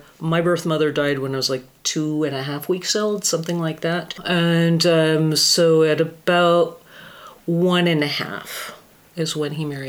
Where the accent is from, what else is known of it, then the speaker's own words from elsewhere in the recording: Fairbanks, Alaska, United States; born there; Fairbanks, Alaska is where I was born.